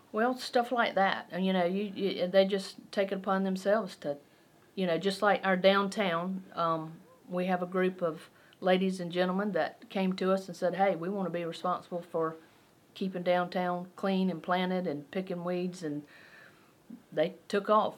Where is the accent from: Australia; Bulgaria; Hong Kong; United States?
United States; Belton, South Carolina; I'm from Belton